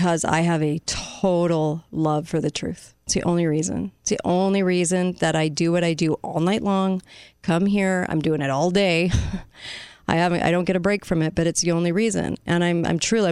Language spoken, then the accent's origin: English; United States; as an American